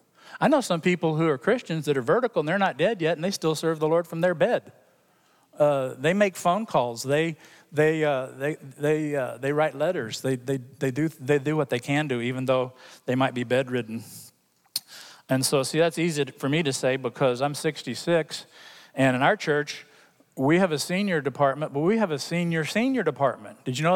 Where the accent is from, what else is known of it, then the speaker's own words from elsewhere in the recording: Hong Kong; When I was growing up in Hong Kong as a missionary kid, he came and came to our church in Hong Kong